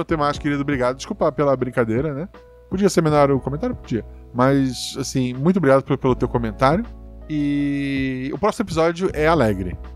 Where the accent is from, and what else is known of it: Florianópolis, Santa Catarina, Brazil; born or raised there